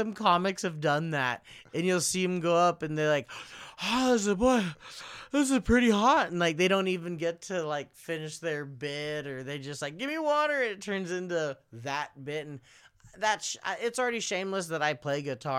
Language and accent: English; Philippines; I'm Filipino. So because my look is kind of ambiguous, I can make jokes about different races of people